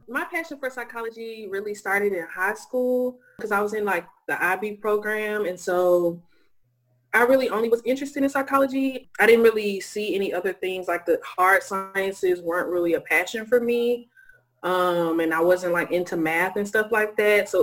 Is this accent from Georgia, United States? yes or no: yes; Lithonia, Georgia, United States; I am from Lithonia, Georgia. I'm a true East Side baby, grew up on the East Side, Zone 6